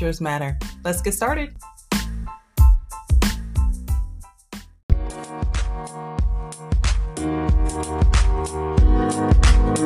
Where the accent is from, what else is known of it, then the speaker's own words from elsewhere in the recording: New York, United States; growing up in New York